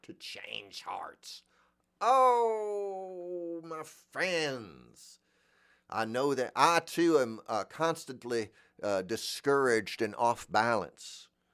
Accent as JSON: {"language": "English", "region": "Florida", "country": "United States", "said": "I'm from Florida"}